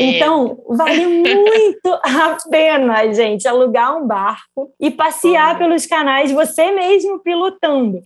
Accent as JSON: {"language": "Portuguese", "country": "Brazil", "moved": "yes", "lives_now": "Amsterdam, Netherlands", "said": "eu como brasileira morando aqui"}